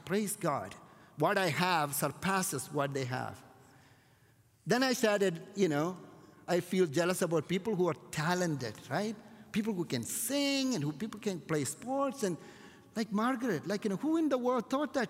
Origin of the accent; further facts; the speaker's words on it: India; my hometown, there is a Jewish community that were there and they're still there to an extent right from the time of King Solomon in India